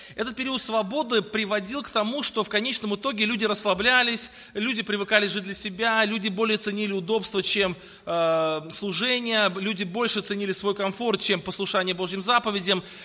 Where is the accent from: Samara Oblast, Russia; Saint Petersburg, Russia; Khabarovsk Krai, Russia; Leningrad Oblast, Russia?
Samara Oblast, Russia; Tolyatti; я родился э, вот в Тольятти в 1977